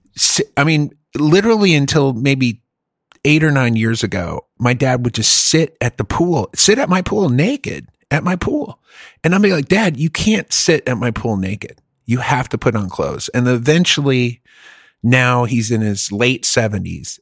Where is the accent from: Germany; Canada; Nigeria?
Germany; moved away; I grew up in Germany